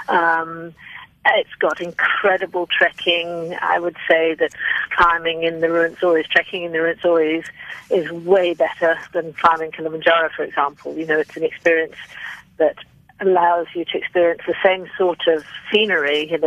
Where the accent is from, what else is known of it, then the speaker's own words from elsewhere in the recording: United Kingdom; moved away as an adult; now in South Africa; I'm actually British, and I came to South Africa 18 years ago